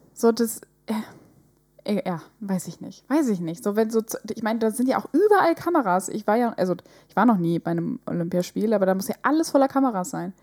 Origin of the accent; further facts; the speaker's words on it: Northern Germany, Germany; wir kommen ja aus dem Norden.